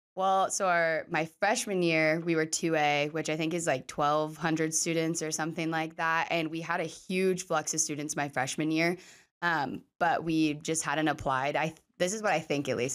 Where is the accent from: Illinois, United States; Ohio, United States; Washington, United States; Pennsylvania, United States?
Washington, United States; Sumner; born or raised there